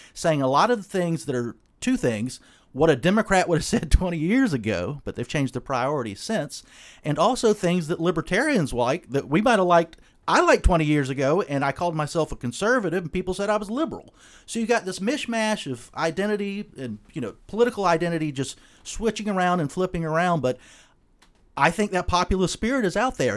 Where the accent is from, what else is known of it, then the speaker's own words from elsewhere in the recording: Charleston, South Carolina, United States; I'm from Charleston, South Carolina